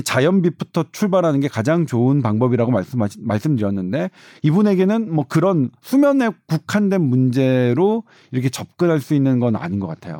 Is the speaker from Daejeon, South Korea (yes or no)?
no; Seoul, South Korea; 제가 강북에서 주로 태어나서 강북에서는 뭐 누구 하나 남부럽지 않게 막으스대며 살았는데